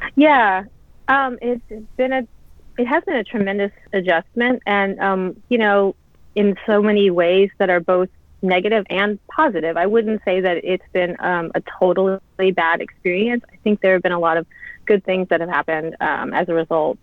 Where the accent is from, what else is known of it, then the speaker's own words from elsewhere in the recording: Louisiana, United States; moved away as an adult; also born or lived in San Francisco Bay Area / London / New York; now in Japan; I'm born and raised in Louisiana, so I'm from the South.